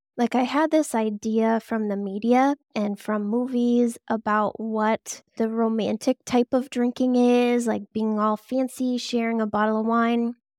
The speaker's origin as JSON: {"language": "English", "town": "Boston", "region": "Massachusetts", "country": "United States", "tie": "born or raised there", "said": "always from here. So, I grew up in the suburbs in the Boston area, and now I'm just a bit closer to Boston."}